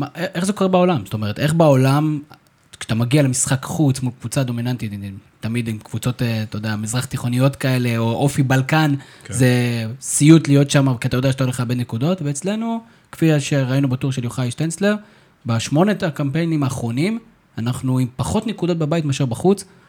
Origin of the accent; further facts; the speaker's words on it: Israel; אנחנו בתור ישראלים